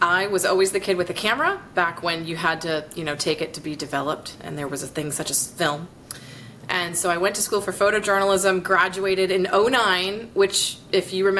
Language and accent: English; Naples, Florida, United States; also born or lived in Colorado Springs, Colorado; now in Gainesville, United States; I grew up down in Naples, Florida. Originally born in Colorado Springs, but when I was a kid, we moved to Naples